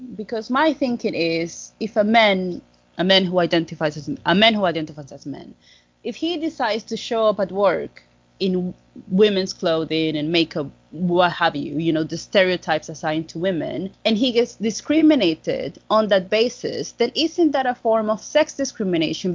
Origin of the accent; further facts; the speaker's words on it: Dominican Republic; I'm from the Dominican Republic